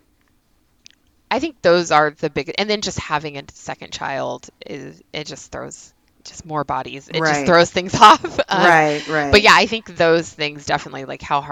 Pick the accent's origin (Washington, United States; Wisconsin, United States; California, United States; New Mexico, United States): California, United States; Union City; I'm from Union City.